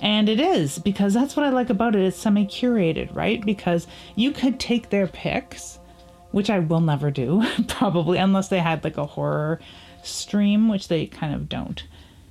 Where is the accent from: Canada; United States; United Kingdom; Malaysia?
Canada; as a Canadian